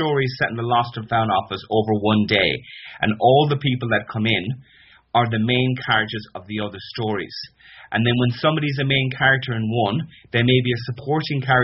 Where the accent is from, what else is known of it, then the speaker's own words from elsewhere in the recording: Connemara, Connacht, Ireland; I'm from Connemara